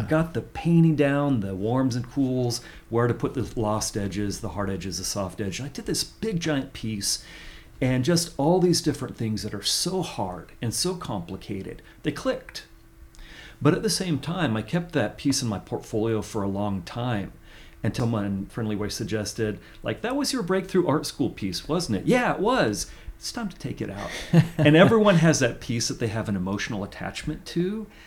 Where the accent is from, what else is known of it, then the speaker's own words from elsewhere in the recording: Central Valley of California, United States; I grew up in the Central Valley of California